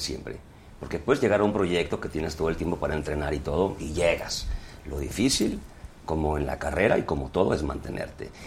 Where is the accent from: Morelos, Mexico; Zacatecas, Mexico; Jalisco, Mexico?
Jalisco, Mexico; Guadalajara; yo que soy de Guadalajara